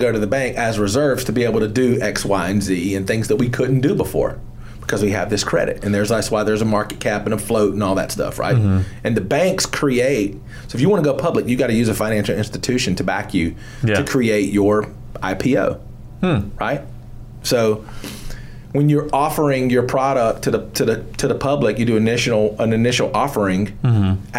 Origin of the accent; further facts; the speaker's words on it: Georgia, United States; I'm from Georgia